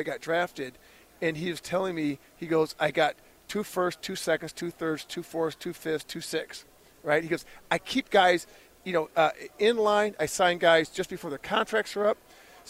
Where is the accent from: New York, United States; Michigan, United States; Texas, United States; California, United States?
Michigan, United States; Detroit; I'm from Detroit, bro.